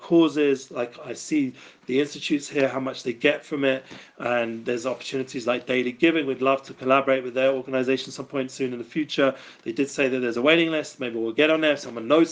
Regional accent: London, United Kingdom; moved away; I come from North London also

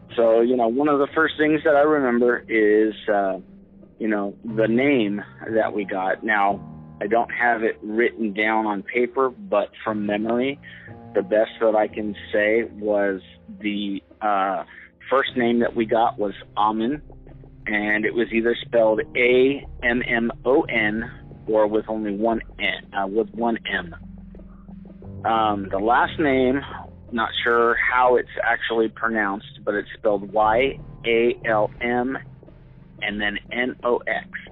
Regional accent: Southern California, United States; I grew up in Southern California

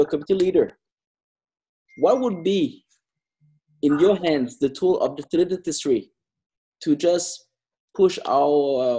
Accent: Canada; I'm from Canada too.

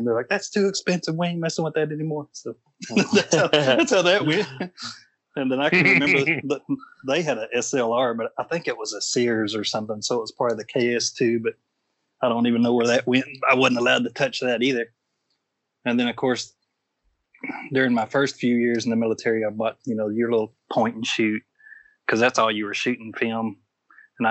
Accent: Oklahoma, United States; moved away as an adult; I grew up in Oklahoma for most of my life till I was about 21 or so

